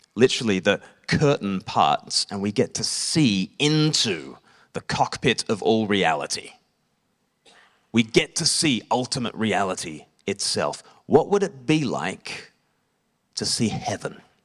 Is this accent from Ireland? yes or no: no; Australia; now in Eastbourne, United Kingdom; I grew up in Australia.